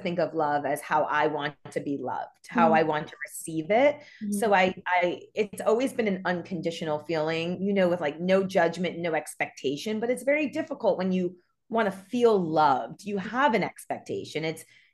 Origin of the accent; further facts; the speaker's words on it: New York, United States; now in Los Angeles, United States; I'm from New York